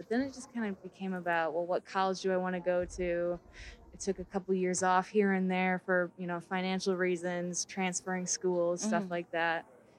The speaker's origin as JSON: {"language": "English", "region": "Iowa", "country": "United States", "also_born_or_lived": "Wisconsin", "said": "I'm from Iowa."}